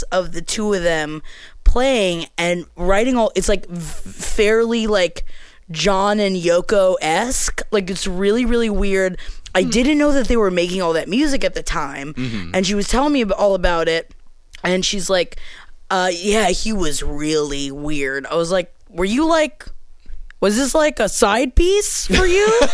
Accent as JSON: {"language": "English", "town": "New York City", "region": "New York", "country": "United States", "tie": "born or raised there", "also_born_or_lived": "Florida", "moved": "yes", "said": "growing up in New York."}